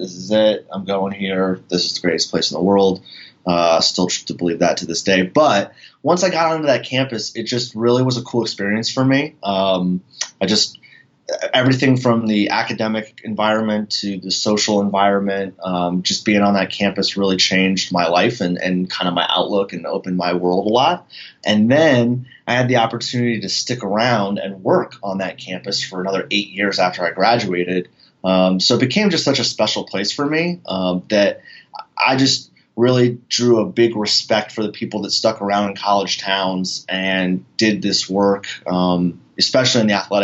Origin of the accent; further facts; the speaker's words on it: Northeast Pennsylvania, United States; I grew up in Northeast Pennsylvania.